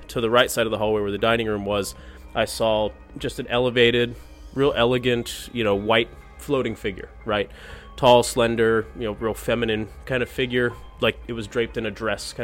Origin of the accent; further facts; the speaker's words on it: Fort Morgan, Colorado, United States; also born or lived in Santa Maria, California; I'm from Fort Morgan, Colorado.